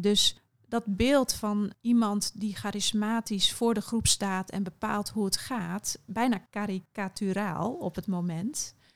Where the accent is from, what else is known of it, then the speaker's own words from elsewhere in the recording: Curaçao; ik ben op Curaçao opgegroeid